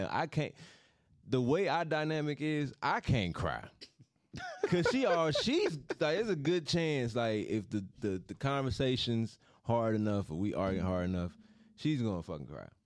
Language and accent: English; St. Louis, Missouri, United States; I'm from St. Louis, man.